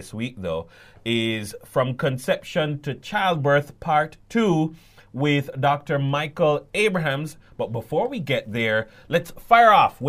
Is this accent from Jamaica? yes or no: yes; Jamaica